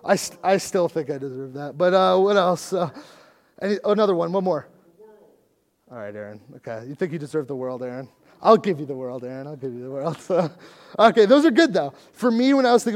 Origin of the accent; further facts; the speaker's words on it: United States; as American Christians